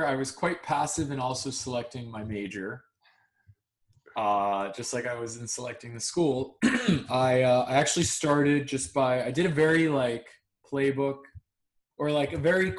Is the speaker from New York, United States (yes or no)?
yes; Long Island, New York, United States; I grew up in Long Island